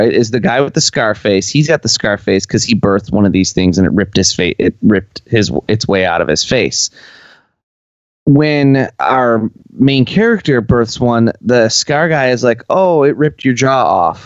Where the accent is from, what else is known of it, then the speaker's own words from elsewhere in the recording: United States; as an American viewer